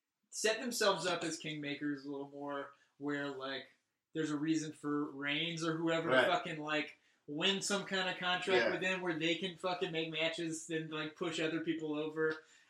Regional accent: rural Louisiana, United States; now in Los Angeles, United States; I'm from the South, and I was telling a story about growing up in the South and how I had, at one point, owned a Confederate flag. Just because I was a teen in Louisiana, rural Louisiana.

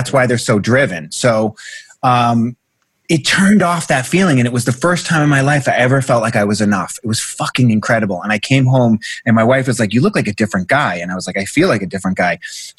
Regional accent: Boston, Massachusetts, United States; moved away as an adult; now in Los Angeles, United States; I'm from Boston, right? I'm from the South Shore of Boston, right?

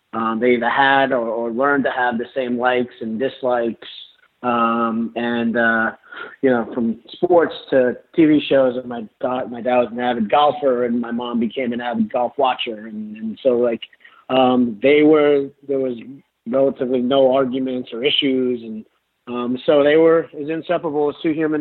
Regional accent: Long Island, New York, United States; we grew up in Long Island, about 50 miles outside of the city

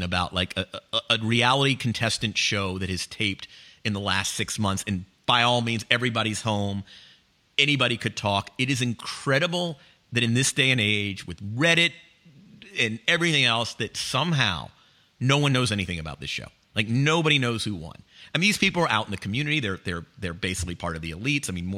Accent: the South, United States; moved away; growing up in the South

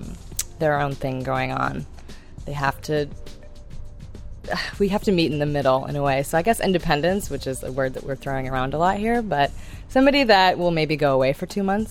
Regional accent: Midwest, United States; moved away as an adult; I'm the only daughter of a French mother and a Swedish father. I'm from the Midwest. I moved here about 10 years ago

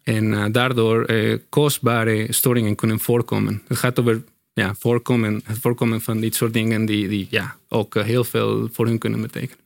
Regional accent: Mexico; Dutch is a second language; moved away as an adult; now in Netherlands

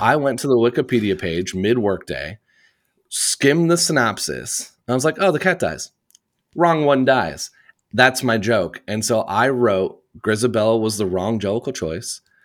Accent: Indiana, United States; I grew up in Indiana in the United States, in the Midwest

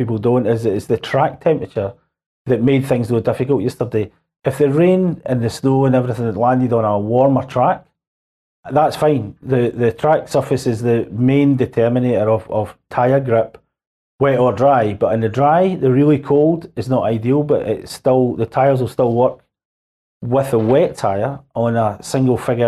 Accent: Scotland, United Kingdom; I come from Scotland

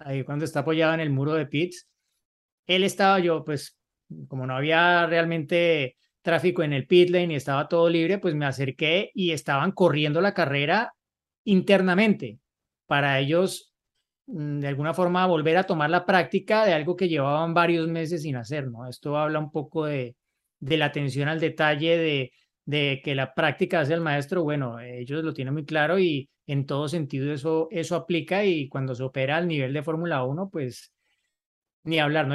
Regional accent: Cusco, Peru; soy de Cusco, Perú

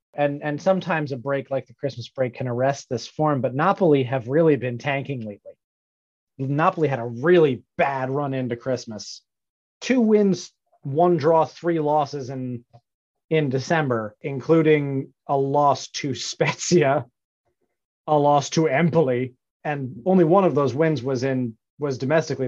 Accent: New York, United States; as a New Yorker

